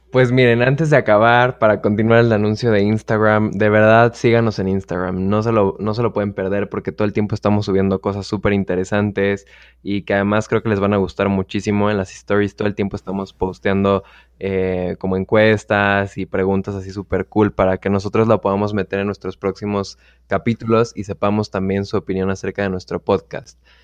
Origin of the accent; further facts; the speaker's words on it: Mexico City, Mexico; soy de la Ciudad de México y soy un mexicano súper